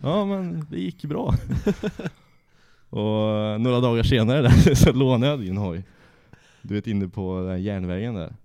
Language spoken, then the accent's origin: Swedish; Trollhättan, Västra Götaland, Sweden; Jag är från Trollhättan, jag och är uppväxt ja, en och en halv mil utanför Trollhättan